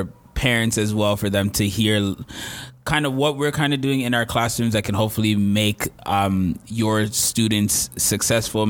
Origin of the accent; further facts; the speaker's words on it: Peel, Ontario, Canada; I grew up in the Peel school system